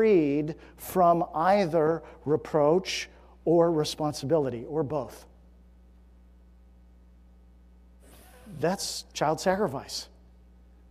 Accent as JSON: {"language": "English", "country": "United States", "tie": "born or raised there", "said": "I live in the United States, that I was born in the United States"}